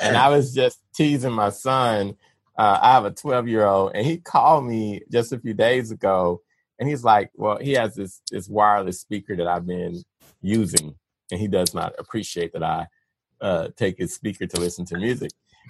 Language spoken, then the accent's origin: English; the South, United States; But I'm from the South, so I like quartet gospel, you know, like old school gospel.